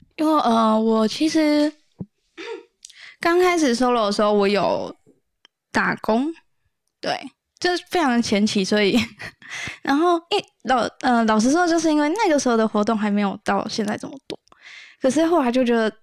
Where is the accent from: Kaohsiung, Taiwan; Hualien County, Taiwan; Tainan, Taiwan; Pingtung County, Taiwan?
Kaohsiung, Taiwan; 我是高雄人